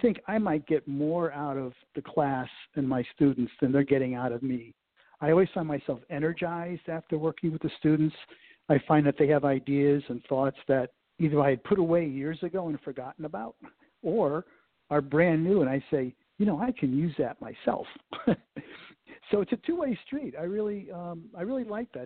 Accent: Connecticut, United States; moved away as an adult; now in Cincinnati, United States; when I grew up in Connecticut

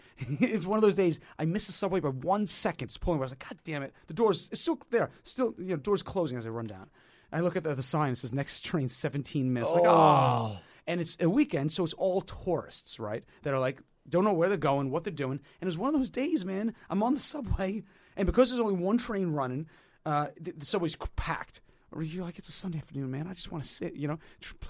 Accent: New York City, New York, United States; Well, you know, as a New Yorker, man, the subways.

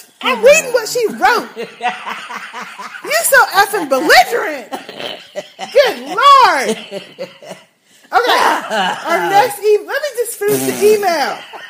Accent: United States; I'm American.

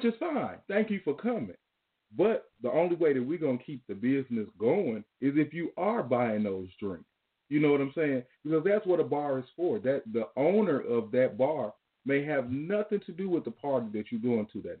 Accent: Chicago, Illinois, United States; I'm from Chicago, but I live out in Dollar

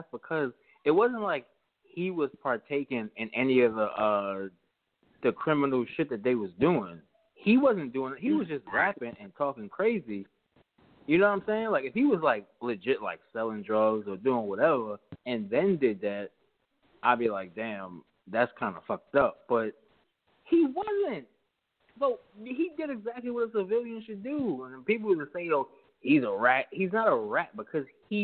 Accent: New York City, New York, United States; I'm from New Brighton and Staten Island

